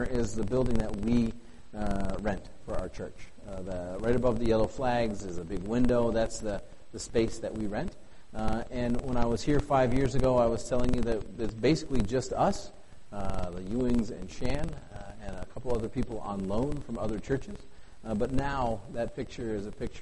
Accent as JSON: {"language": "English", "town": "Bismarck", "region": "North Dakota", "country": "United States", "tie": "born or raised there", "moved": "as an adult", "lives_now": "Osaka, Japan", "said": "growing up in Bismarck"}